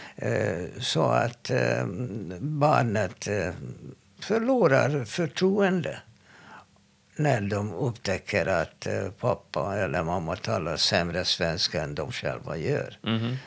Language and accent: Swedish; Hungary; Swedish is a second language; now in Sweden; jag är från Ungern